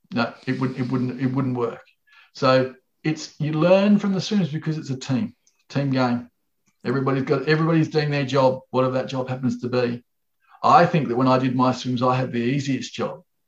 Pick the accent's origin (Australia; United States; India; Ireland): Australia; I'm from Australia